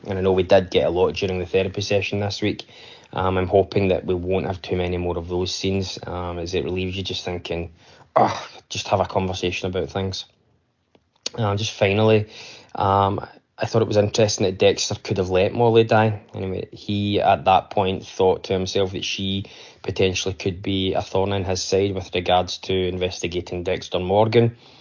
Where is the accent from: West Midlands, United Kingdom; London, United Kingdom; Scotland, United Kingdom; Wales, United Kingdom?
Scotland, United Kingdom; I'm from Scotland